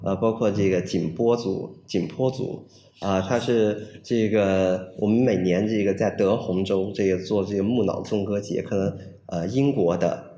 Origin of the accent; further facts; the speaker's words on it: Pu'er, Yunnan, China; also born or lived in France; now in Beijing, China; 我是完全是从热带雨林走出来的这样的一个人。啊，我的家乡是在普洱，在云南的普洱。呃，有一部分是在北回归线上